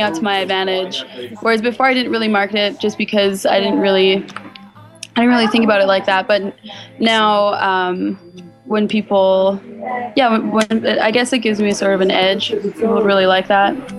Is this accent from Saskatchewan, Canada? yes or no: yes; Thunderchild Reserve, Saskatchewan, Canada; moved away; I'm from Thunder Child Reservation in Saskatchewan